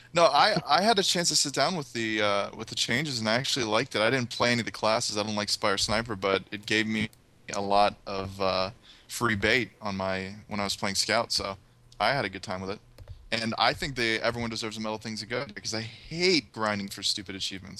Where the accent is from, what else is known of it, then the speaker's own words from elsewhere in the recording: United States; I am American